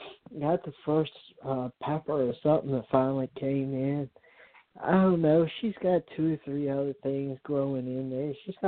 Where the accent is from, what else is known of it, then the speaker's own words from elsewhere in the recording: Richmond, Virginia, United States; I'm from the South like you are. I'm from here right around Richmond, so I'm from the country